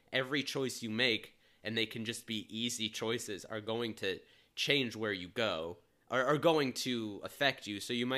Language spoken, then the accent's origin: English; Cincinnati, Ohio, United States; We grew up in Cincinnati, just for those listening.